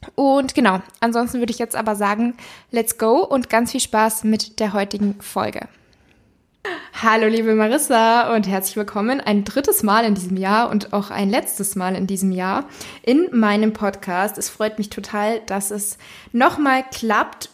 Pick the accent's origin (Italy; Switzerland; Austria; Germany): Germany; Munich, Bavaria; ich komme ja hier aus München